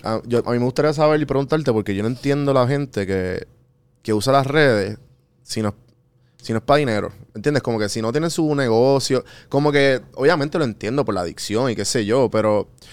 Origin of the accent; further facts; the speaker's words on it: San Juan, Puerto Rico; also born or lived in Atlanta; Yo en Atlanta decía, no, yo soy de San Juan